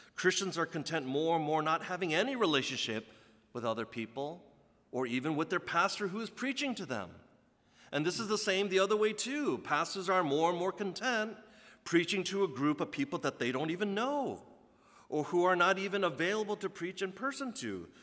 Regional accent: United States; as a second generation guy growing up in the States

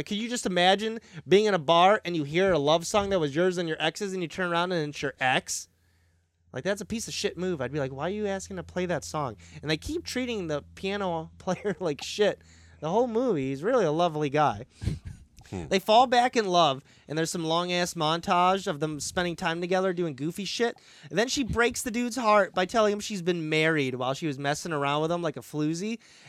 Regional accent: United States; as an American.

